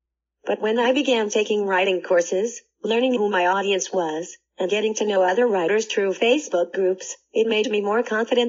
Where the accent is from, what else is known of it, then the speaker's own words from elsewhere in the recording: Stillwater, Oklahoma, United States; I was born and raised in Stillwater, Oklahoma, and was developing into a precocious 3-year-old.